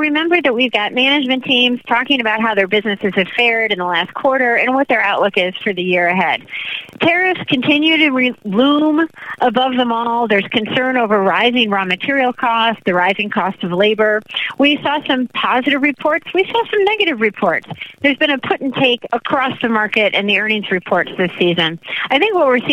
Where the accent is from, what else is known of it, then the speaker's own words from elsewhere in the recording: Chicago, Illinois, United States; moved away as an adult; now I am back in Chicago, my hometown